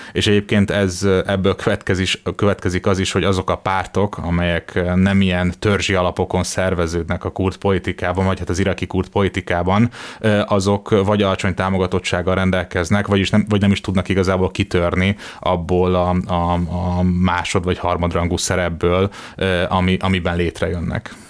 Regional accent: Hungary

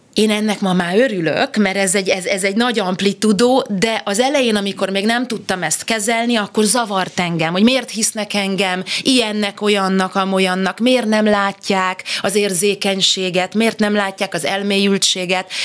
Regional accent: Budapest, Hungary; én megszülettem a, hát egy szép helyre születtem a második kerületbe, a Budenz utcába

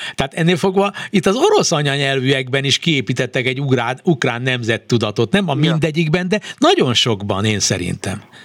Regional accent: Hungary; mi ketten egy nyelven beszélünk, magyarok vagyunk

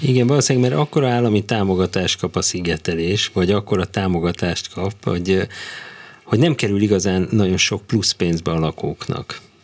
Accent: Budapest, Hungary; Káposztás megyeren

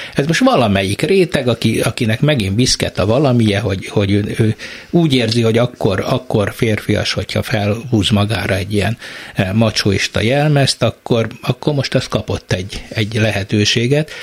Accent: Eger, Heves, Hungary; én Egerből jövök

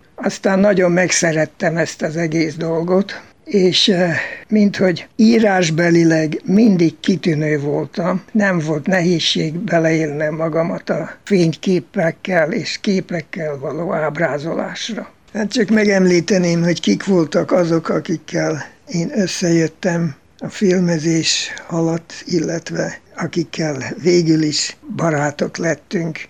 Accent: Baja, Bács-Kiskun, Hungary; moved away as an adult; also born or lived in Austria; now in United States; Baján születtem, ahol volt egy sziget, ahol az osztálytársaimmal, akik szerették ugyancsak az indiános dolgokat, oda jártunk ki

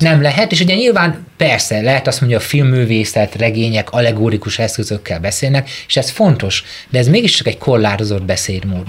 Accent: Mezőtúr, Jász-Nagykun-Szolnok, Hungary; én egy tiszántoli kisvárosból származom

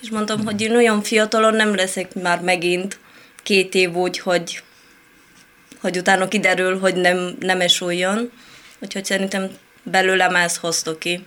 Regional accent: Moldavia, Romania; Hungarian is a second language; moved away as an adult; also born or lived in Italy; now in Hungary; Én Romániából a moldovai rész

